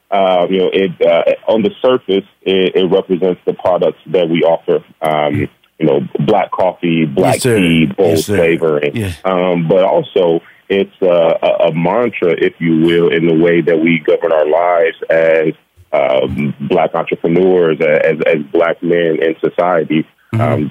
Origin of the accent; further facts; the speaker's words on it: Gary, Indiana, United States; moved away as an adult; also born or lived in Iowa; we are uh, born and raised in Gary, Indiana. Uh, we actually grew up uh, a rock's throw from each other uh, on the same block.